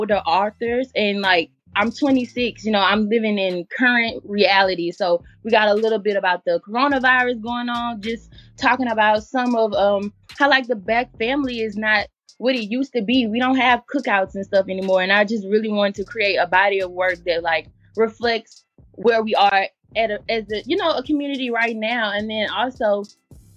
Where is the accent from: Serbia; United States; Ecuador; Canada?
United States; Baton Rouge, Louisiana; I'm from Baton Rouge, Louisiana, born and raised